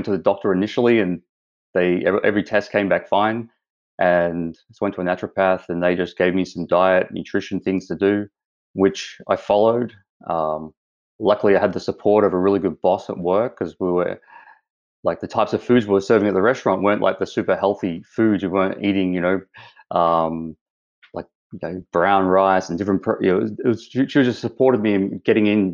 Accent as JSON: {"language": "English", "country": "Australia", "moved": "as an adult", "lives_now": "Vancouver Island, Canada", "said": "as the accent shows, I'm from Australia. I've been over here 3 years now"}